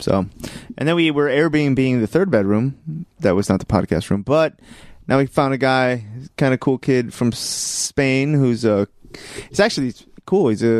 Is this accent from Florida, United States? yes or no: yes; Miami, Florida, United States; also born or lived in Brooklyn, New York; now in New York City, United States; I'm a citizen of the world. Yeah, I'm originally from Miami, and now I live in New York City, in Brooklyn specifically